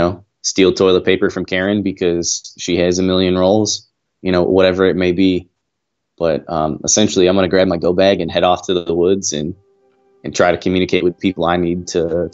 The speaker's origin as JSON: {"language": "English", "town": "Aurora", "region": "Illinois", "country": "United States", "moved": "yes", "lives_now": "Fort Worth, United States", "said": "I am from Aurora, Illinois, but I live in Fort Worth, Texas"}